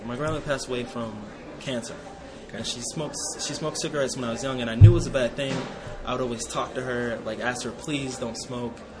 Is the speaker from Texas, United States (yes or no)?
no; Ohio, United States; moved away as an adult; now in Las Vegas, United States; my hometown in Ohio